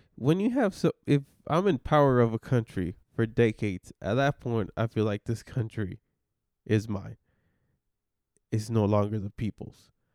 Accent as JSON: {"language": "English", "country": "Mexico", "moved": "yes", "said": "I come from Mexico and it's bad over there"}